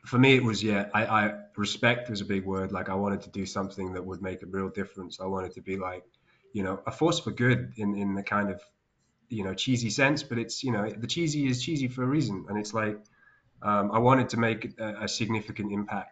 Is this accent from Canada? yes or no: no; West Bank, Palestine; moved away; I grew up in Palestine in the occupied West Bank